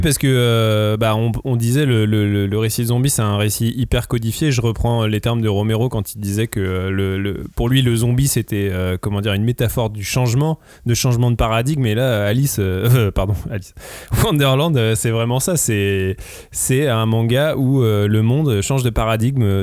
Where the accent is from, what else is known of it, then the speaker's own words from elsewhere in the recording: France; en tant que français